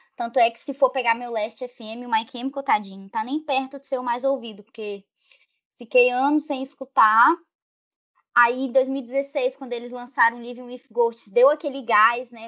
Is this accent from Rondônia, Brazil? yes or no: yes; Rondônia, Brazil; now in Espírito Santo, Brazil; eu nasci em Rondônia, então, tipo assim, lá não tinha esse negócio de movimento punk, movimento emo. Na minha cidade, era uma cidade de interior do estado